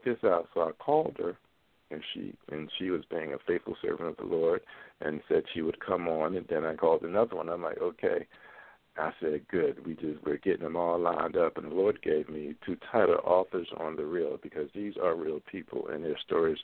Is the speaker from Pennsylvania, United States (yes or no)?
yes; Philadelphia, Pennsylvania, United States; Being from Philadelphia, I grew up in Catholic Church